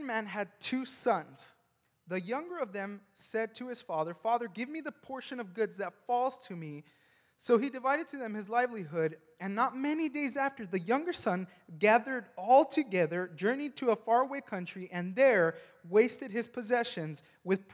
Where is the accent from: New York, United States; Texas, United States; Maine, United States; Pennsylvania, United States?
Texas, United States; El Paso; now in McKinney, United States; I'm from El Paso, Texas